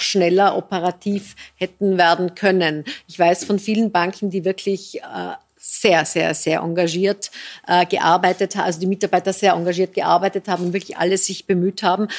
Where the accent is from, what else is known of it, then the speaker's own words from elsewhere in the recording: Austria; bei uns in Österreich